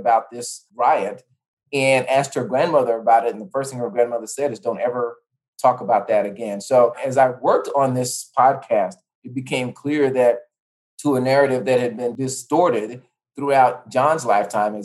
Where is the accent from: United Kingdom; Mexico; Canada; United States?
United States; Tulsa, Oklahoma; I grew up in Tulsa, Oklahoma